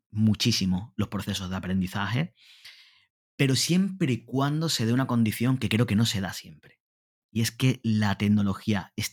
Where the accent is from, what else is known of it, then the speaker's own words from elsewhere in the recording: Honduras; Yo vengo de Honduras y no sé si el 40% de las escuelas hondureñas no tienen acceso a Internet más del 40%.